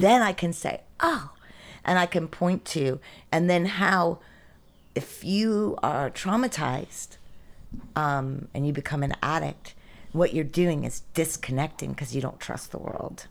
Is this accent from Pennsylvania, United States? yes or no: yes; Greensburg, Pennsylvania, United States; also born or lived in New York; now in Athens, United States; I grew up in, outside of kind of Latrobe, um, Pennsylvania, Greensburg, Pennsylvania